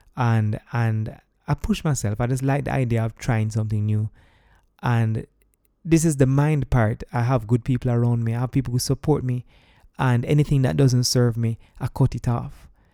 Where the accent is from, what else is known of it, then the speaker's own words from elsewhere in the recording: Jamaica; moved away as an adult; I'm also coming from Jamaica as someone who is a party goer